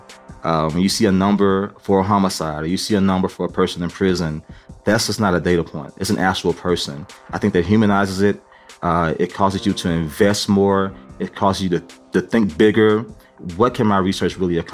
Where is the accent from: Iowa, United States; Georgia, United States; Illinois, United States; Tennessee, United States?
Tennessee, United States; Memphis; I'm from Memphis